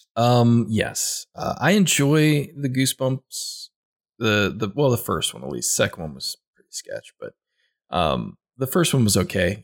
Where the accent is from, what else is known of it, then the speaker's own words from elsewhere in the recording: Midwest, United States; I'm a Midwestern boy. I grew up in the Midwest